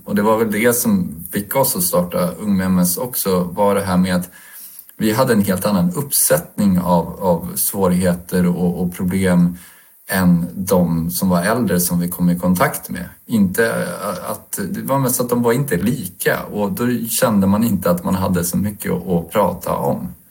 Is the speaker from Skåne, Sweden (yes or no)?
no; Stockholm, Stockholm County, Sweden; Jag är en småbarnspappa från Stockholm